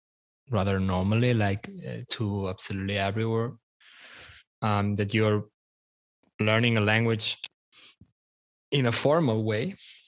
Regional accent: Barcelona, Catalonia, Spain; when they asked me where I was from and I said from Barcelona

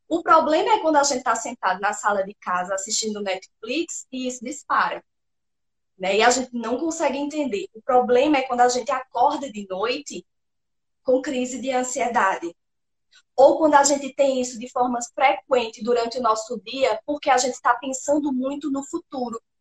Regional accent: Pernambuco, Brazil; sou pernambucana, sertaneja do interior de Pernambuco

